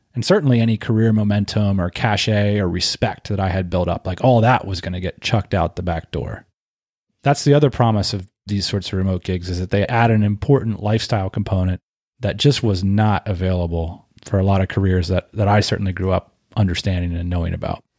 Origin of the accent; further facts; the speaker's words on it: Northeast, United States; moved away as an adult; also born or lived in Southeast (US) / West Coast (US); I grew up in the Northeast